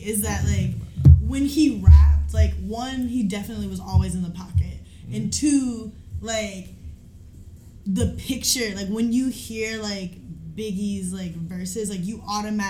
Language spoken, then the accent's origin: English; New York, United States; because I'm from New York.